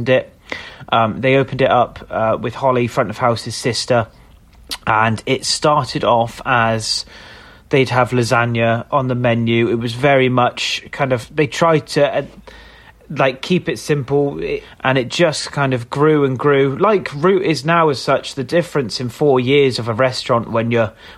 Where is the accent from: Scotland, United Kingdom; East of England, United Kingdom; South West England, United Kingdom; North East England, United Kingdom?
South West England, United Kingdom; Somerset; moved away as an adult; also born or lived in London; I grew up in Somerset, moved away quite quick when I was 18